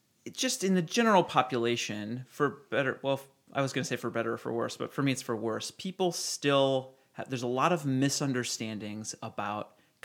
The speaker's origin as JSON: {"language": "English", "region": "Ohio", "country": "United States"}